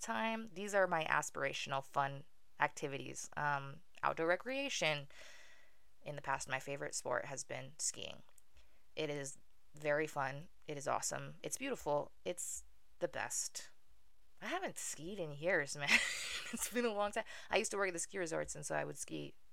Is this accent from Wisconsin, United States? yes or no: no; Utah, United States; also born or lived in Maracaibo, Venezuela; I was born in Maracaibo, Venezuela, the bustling metropolis, second largest city in the country, and moved to the United States to the inglorious state of Utah when I was 4 months old